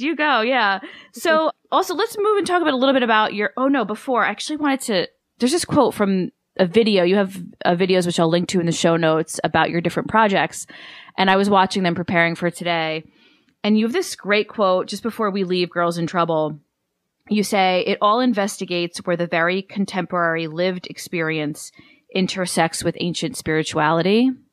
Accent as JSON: {"language": "English", "country": "United States", "said": "as much as my ancestry is Italian and I'm so proud of that and connected to it, I'm, I'm American"}